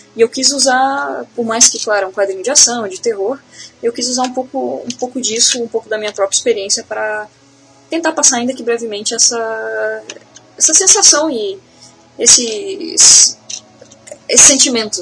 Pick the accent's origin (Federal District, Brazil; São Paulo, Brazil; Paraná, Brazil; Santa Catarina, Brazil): Santa Catarina, Brazil; Florianópolis; eu sou manezinha, né? Eu sou de, de Florianópolis